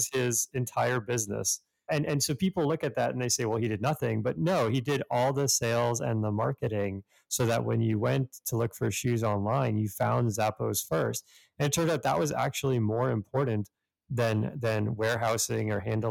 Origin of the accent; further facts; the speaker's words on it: Canada; growing up in Canada